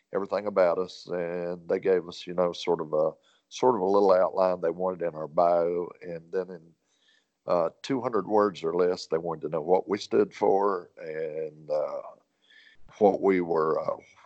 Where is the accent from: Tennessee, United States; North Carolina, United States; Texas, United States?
North Carolina, United States; Wilkes County; also born or lived in Trap Hill / Mountain View; I'm a lifelong resident of Wills County, 67 years old